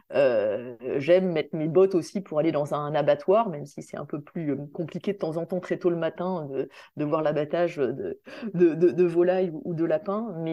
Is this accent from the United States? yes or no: no; Réunion, France; moi, en tant que réunionnaise, je ne connaissais pas bien non plus la réalité des autres euh, outre-mer. Je connaissais évidemment bien mon territoire.